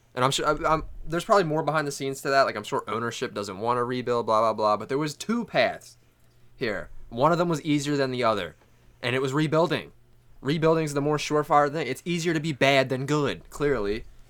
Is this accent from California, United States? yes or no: no; Delaware County, Pennsylvania, United States; we're from Delco